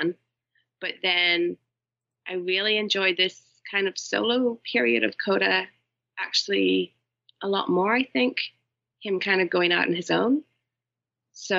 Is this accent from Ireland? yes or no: yes; Ireland; I am Irish